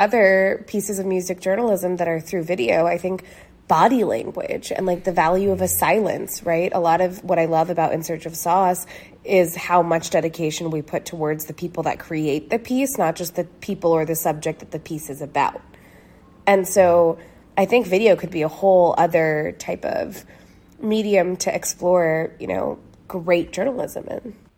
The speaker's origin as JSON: {"language": "English", "region": "New York", "country": "United States", "tie": "born or raised there", "said": "growing up in New York"}